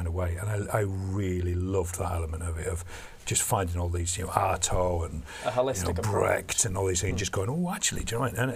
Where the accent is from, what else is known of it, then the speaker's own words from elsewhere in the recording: Barnes, London, United Kingdom; I was this kid from Barnes